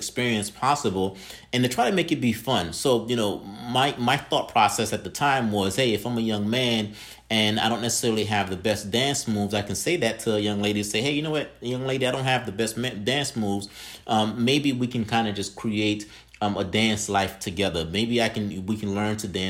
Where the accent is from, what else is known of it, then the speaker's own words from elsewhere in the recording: Haiti; now in United States; I'm originally from Haiti, and my parents decided that they would come here to the States. And I've been here in the States for over 20 years.